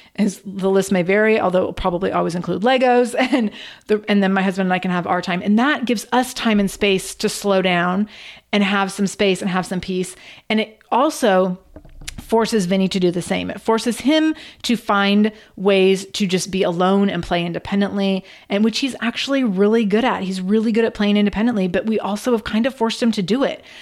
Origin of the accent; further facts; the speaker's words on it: Redmond, Washington, United States; I grew up in Redmond, Washington, which is across a lake from Seattle.